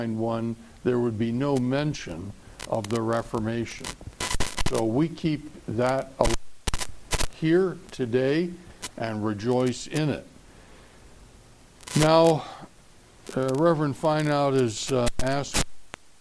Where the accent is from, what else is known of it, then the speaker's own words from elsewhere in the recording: Washington, District of Columbia, United States; moved away; also born or lived in Arizona; I grew up in the Washington, D.C. area